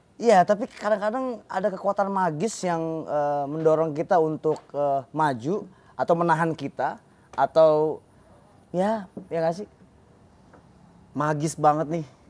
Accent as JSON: {"language": "Indonesian", "region": "Jakarta", "country": "Indonesia", "said": "gue kan anak Cengkareng"}